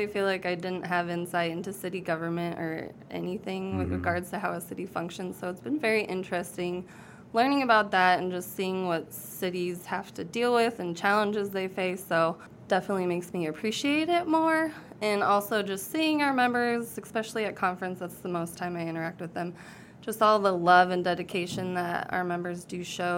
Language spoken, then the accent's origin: English; Ames, Iowa, United States; I'm from Ames, Iowa, and I went to Iowa State